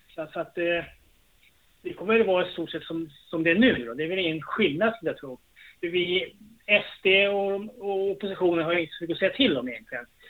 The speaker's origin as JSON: {"language": "Swedish", "town": "Trosa", "region": "Södermanland", "country": "Sweden", "tie": "born or raised there", "said": "jag är från Västjo, men det är Trosa kommun. Men ja, jag är bott här, i, född i det här huset jag bor"}